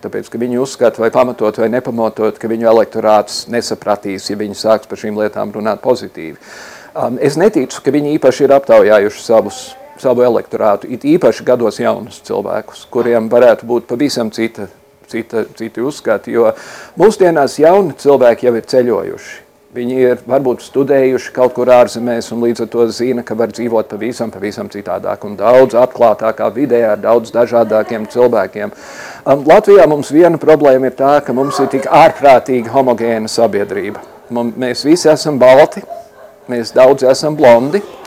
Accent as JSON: {"language": "Latvian", "town": "Chicago", "region": "Illinois", "country": "United States", "tie": "born or raised there", "moved": "as an adult", "lives_now": "Latvia", "said": "es uzaugu Amerikā, un es uzaugu konkrēti Čikāgā"}